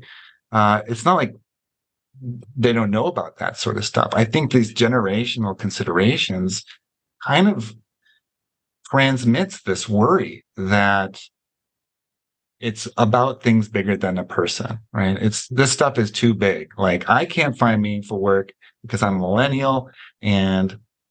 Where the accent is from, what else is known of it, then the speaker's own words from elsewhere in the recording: United States; as an American